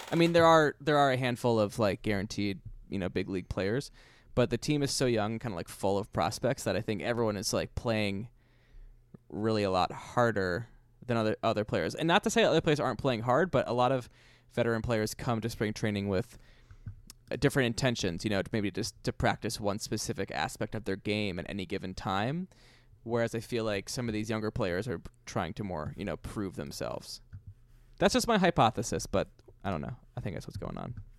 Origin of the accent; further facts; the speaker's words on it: Pittsburgh, Pennsylvania, United States; moved away; also born or lived in Queens; We're both from Pittsburgh